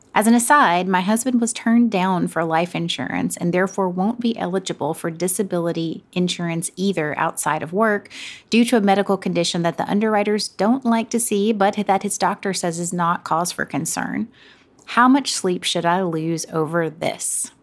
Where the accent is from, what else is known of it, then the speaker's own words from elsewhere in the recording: the South, Southern United States, United States; accent: Southern; now in New York City, United States; I definitely use my Southern accent